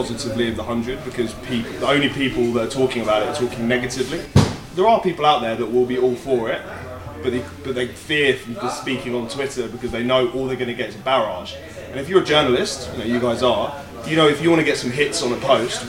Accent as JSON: {"language": "English", "area": "Suffolk", "region": "East of England", "country": "United Kingdom", "tie": "born or raised there", "said": "Where I grew up in Suffolk, and in Suffolk, particularly where I grew up, it was only really the private schools where you play cricket"}